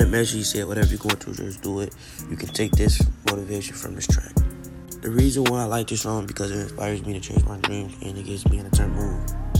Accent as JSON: {"language": "English", "town": "Chicago", "region": "Illinois", "country": "United States", "tie": "born or raised there", "said": "Before we get, I would like to tell y'all a little about myself. I'm from Chicago, born and raised on the south side of Inglewood in Chicago."}